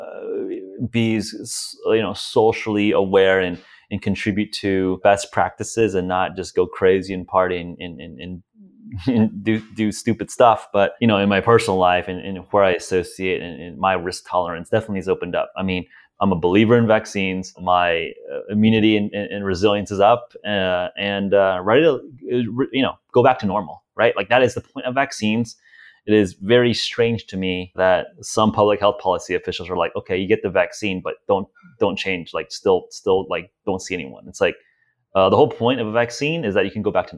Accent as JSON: {"language": "English", "country": "United States", "said": "as an American"}